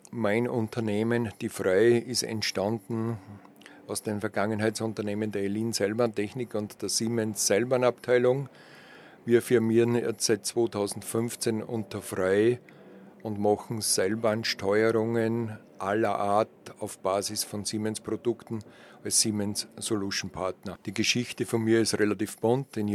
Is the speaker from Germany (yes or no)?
no; Braunau am Inn, Upper Austria, Austria; born there; Ja, nachdem ich eigentlich gebürtiger Oberösterreicher bin aus Braunau am Inn, bin ich kein Kind, das mit Skiern auf die Welt gekommen ist.